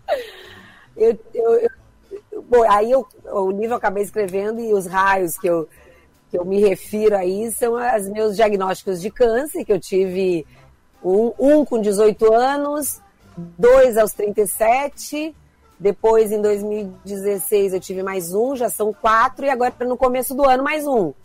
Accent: Criciúma, Santa Catarina, Brazil; now in Rio de Janeiro, Brazil; eu vou ser sempre gente de Criciúma

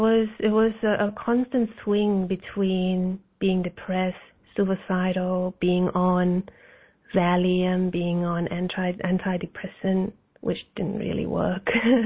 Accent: New Zealand; And I grew up in New Zealand. I actually traveled all over the place for 20 years due to my mother's career. And New Zealand was a blessing, actually.

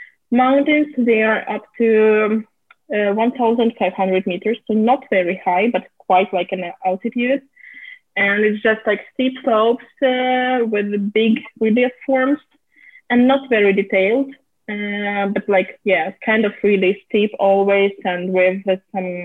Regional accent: Moscow, Russia; English is a second language; I come from Moscow

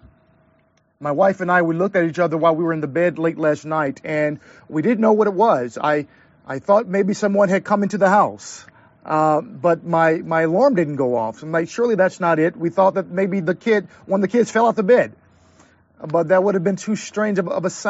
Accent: St. Louis, Missouri, United States; moved away; also born or lived in Southern California; I grew up in the Midwest. I'm from St. Louis, Missouri, the gateway city.

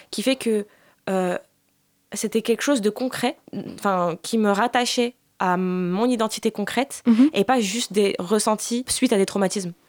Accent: a small town in Bouches-du-Rhône, Provence-Alpes-Côte d'Azur, France; also born or lived in Rif, Morocco (family origin); France, euh, dans une petite ville euh, dans les Bouches-du-Rhône

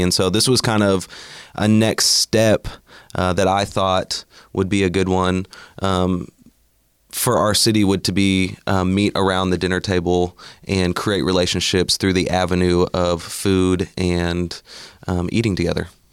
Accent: Bartlesville, Oklahoma, United States; now in Oklahoma City, United States; I grew up in Bartlesville, Oklahoma, and then now live in Oklahoma City

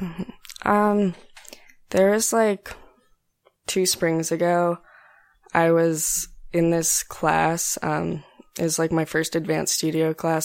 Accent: Greeley, Colorado, United States; now in San Antonio, United States; I'm from, um, Greeley, Colorado. It's in northern Colorado

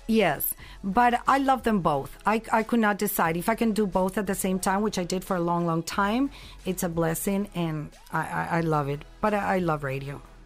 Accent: Colombia; moved away; also born or lived in San Diego; this Colombian girl

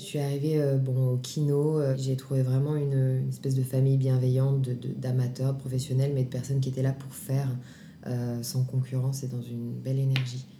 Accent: Grenoble, Auvergne-Rhône-Alpes, France; moved away as an adult; now in Paris, France; je viens de Grenoble

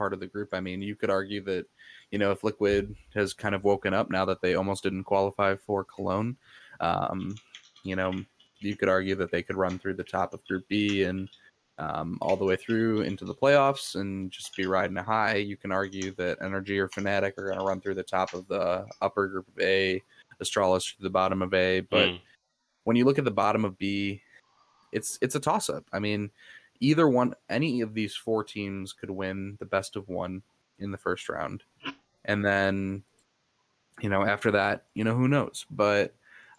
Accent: United States; I'm an American

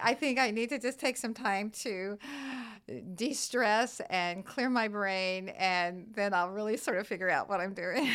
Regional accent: Midwest, United States; now in East Coast, United States; I'm, I'm from the Midwest originally

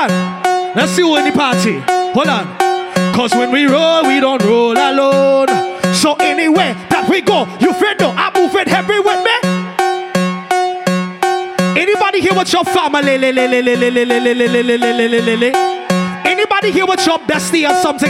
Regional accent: Trinidad & Tobago; I is a Trinidadian

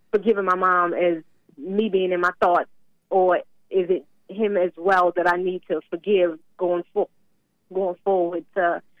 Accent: Baltimore, Maryland, United States; moved away

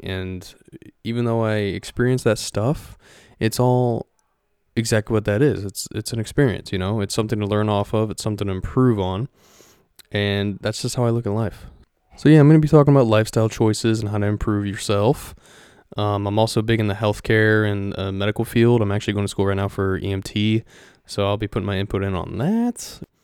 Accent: Ohio, United States; moved away as an adult; now in Florida, United States; I am originally from Ohio. Uh, raised there for twenty-three years and then moved down to Florida, which is where I'm at now

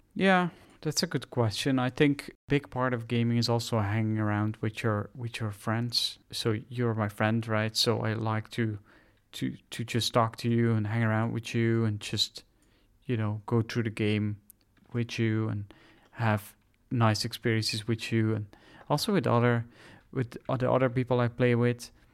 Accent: Netherlands; English is a second language; I'm from the Netherlands

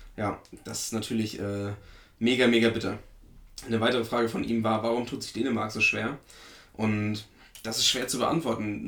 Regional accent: Werratal, Thuringia, Germany; der ortsansässige Verein aus meiner Heimat

